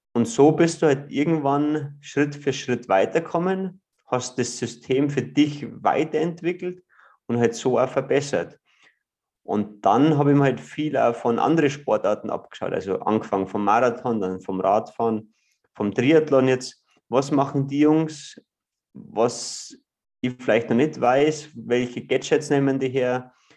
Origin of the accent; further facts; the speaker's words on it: Ruhpolding, Bavaria, Germany; ich bin äh, aus Ruppolding im Süden von Bayern groß geworden, an einem Skilift aufgewachsen